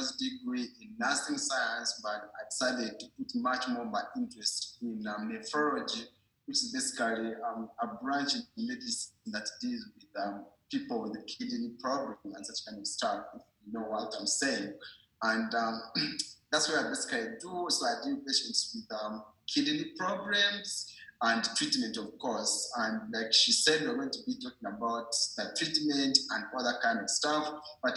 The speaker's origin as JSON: {"language": "English", "country": "Uganda", "said": "It's called Uganda, located in the east of Africa, and that's where I hail from."}